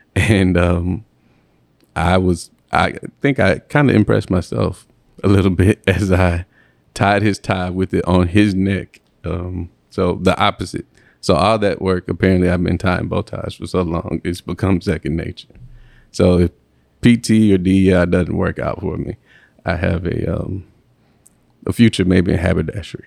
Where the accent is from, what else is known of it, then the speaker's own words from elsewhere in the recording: Mississippi, United States; moved away as an adult; also born or lived in Alabama / Nashville, Tennessee; now in St. Louis, United States; I'm from the deep south. I'm from Mississippi. Um, proud to be from Mississippi